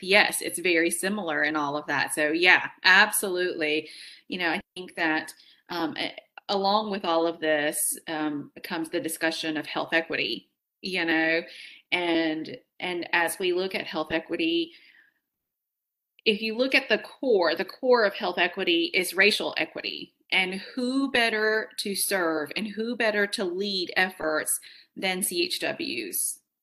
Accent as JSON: {"language": "English", "town": "Fresno", "region": "California", "country": "United States", "tie": "born or raised there", "said": "i was born in fresno california"}